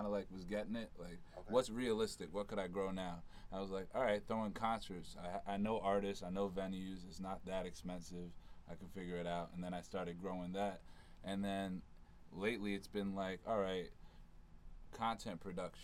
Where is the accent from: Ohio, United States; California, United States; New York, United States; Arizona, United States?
New York, United States; New York City; I'm from Harlem